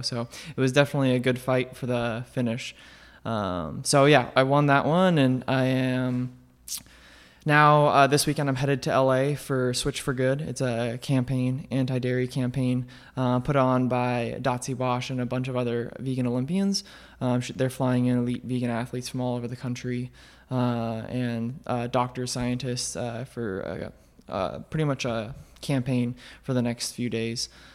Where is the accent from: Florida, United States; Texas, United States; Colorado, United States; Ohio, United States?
Colorado, United States; Colorado Springs; moved away as an adult; also born or lived in Omaha, Nebraska; I grew up in Colorado, um, Colorado Springs